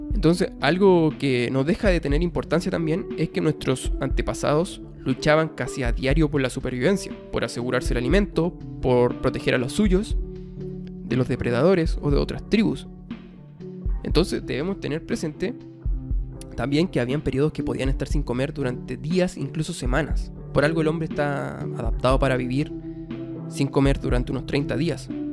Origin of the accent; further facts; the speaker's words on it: Chile; yo soy chileno, Chile, habrán cachado ahí mi, mi acento